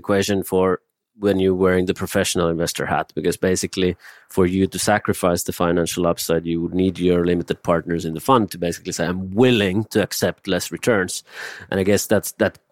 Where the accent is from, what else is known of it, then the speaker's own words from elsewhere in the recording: Finland; moved away as an adult; now in Singapore; I'm from Finland